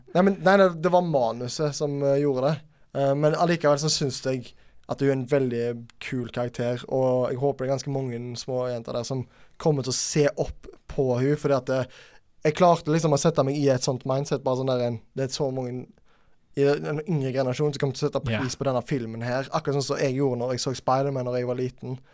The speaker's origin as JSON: {"language": "Norwegian", "country": "Norway", "said": "vi som nordmenn"}